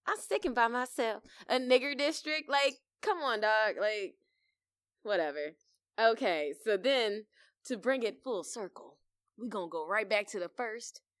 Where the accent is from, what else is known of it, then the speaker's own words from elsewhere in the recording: Virginia, United States; I grew up in Virginia. Not in that county, though.